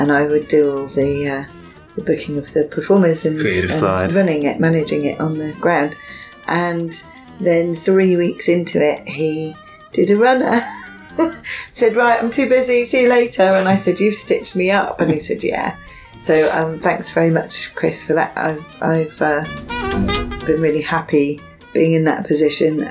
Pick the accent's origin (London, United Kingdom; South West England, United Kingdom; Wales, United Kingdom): South West England, United Kingdom; Bristol; My hometown is Bristol